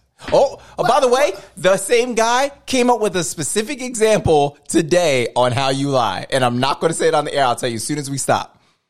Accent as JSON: {"language": "English", "town": "Fayetteville", "country": "United States", "said": "More exposure. I'm from Fayetteville. I ain't going nowhere."}